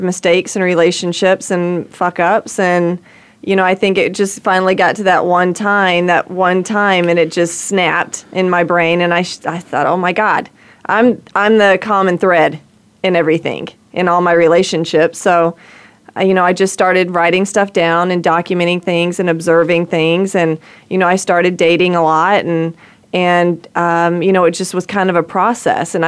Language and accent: English; rural Georgia, United States; moved away; Where I grew up in rural Georgia